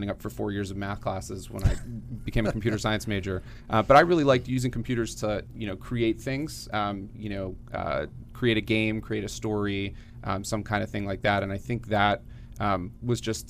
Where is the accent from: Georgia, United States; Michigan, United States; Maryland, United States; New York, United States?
Maryland, United States; Gaithersburg; I grew up in Gaithersburg, Maryland, what's now called North Potomac